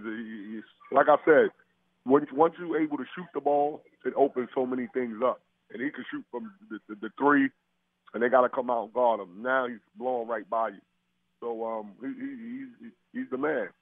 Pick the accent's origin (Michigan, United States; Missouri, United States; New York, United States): New York, United States; my hometown, New York